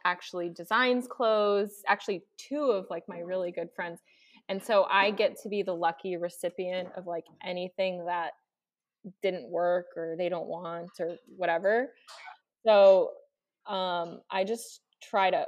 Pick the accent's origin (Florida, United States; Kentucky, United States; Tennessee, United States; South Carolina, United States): Florida, United States; Miami; also born or lived in Europe; now in Los Angeles, United States; I grew up in Miami